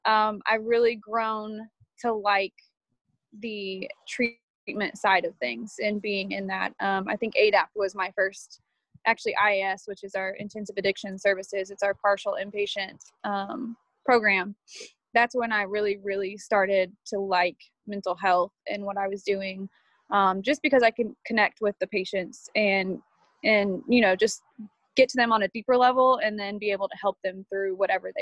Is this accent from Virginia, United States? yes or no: no; Indiana, United States; moved away as an adult; also born or lived in Columbus, Georgia; I was born in Indiana, raised in Indiana